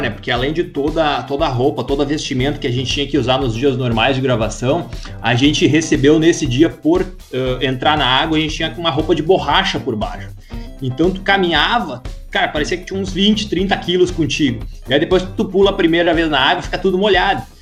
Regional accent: Russia; Eu não sou Viking, eu sou russo.

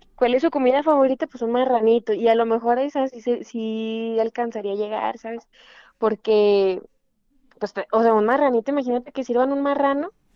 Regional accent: Mexico; somos mexicanos

